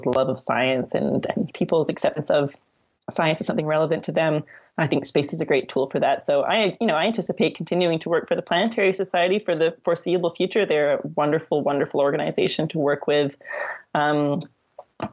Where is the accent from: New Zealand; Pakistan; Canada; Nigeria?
Canada